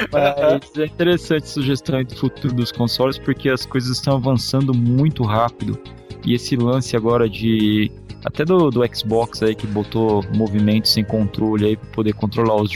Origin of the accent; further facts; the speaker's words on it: Rio de Janeiro, Brazil; Sou do Rio de Janeiro, estudante de contabilidade, tenho 21 anos.